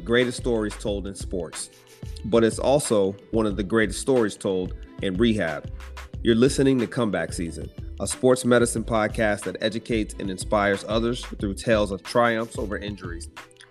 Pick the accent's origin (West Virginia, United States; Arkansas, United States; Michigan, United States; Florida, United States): Arkansas, United States; I grew up on a lot of New Orleans music, especially hailing from the country town of Arkansas.